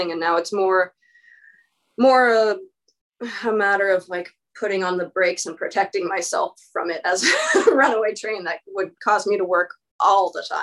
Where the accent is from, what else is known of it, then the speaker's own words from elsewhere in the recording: Cottage Grove, Oregon, United States; now in Portland, United States; when I moved to Portland from from Cottage Grove, my small Oregon rural town south of Eugene